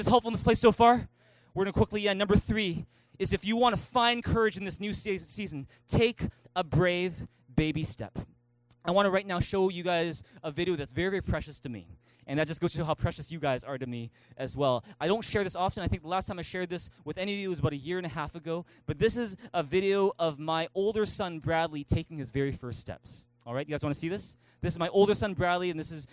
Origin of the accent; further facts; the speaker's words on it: Vancouver, British Columbia, Canada; moved away as an adult; also born or lived in Taiwan; I was born and raised here in Vancouver, never spoke a lick of Mandarin.